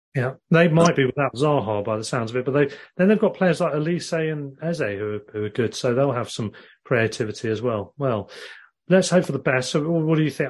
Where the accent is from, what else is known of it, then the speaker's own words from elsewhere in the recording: Worthing, South East England, United Kingdom; I've been following Worthing as my hometown team.